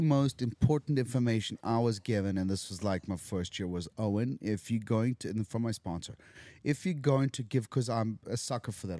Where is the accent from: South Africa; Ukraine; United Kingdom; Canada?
South Africa; moved away as an adult; now in Los Angeles, United States; I'm from Africa